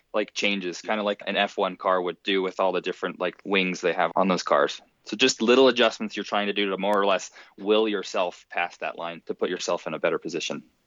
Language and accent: English; Park City, Utah, United States; I'm also from Park City, Utah